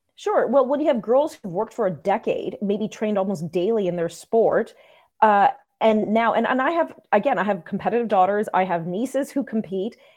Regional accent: Saint John, New Brunswick, Canada; moved away; I was born in New Brunswick

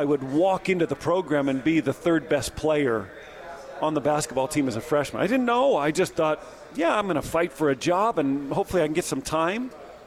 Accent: Southern California, United States; I'm growing up in Southern Cal.

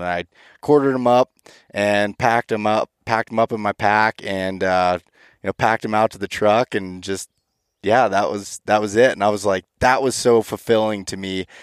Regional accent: Pennsylvania, United States; my home state of Pennsylvania

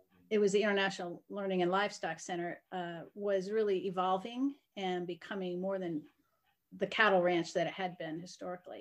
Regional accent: Connecticut and Vermont, New England, United States; moved away as an adult; also born or lived in Arkansas / Northeast Kansas; now in Kansas, United States; Connecticut and Vermont is where I was raised

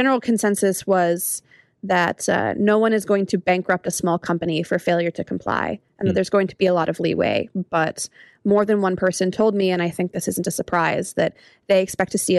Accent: United States; as an American

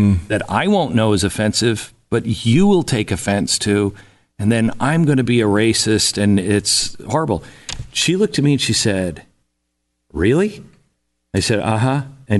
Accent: West Coast, United States; I grew up in the West Coast, so I don't have experience

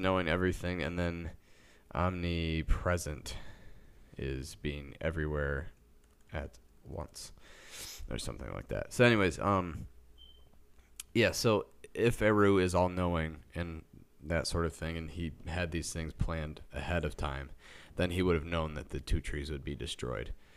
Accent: Midwest of the United States, United States; We're from the Midwest of the United States.

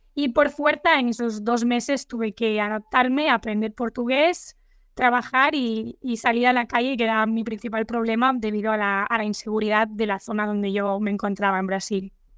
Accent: Barcelona, Catalonia, Spain; moved away as an adult; now in Luxembourg; yo soy originaria de Barcelona, de España, y he vivido toda mi vida allí

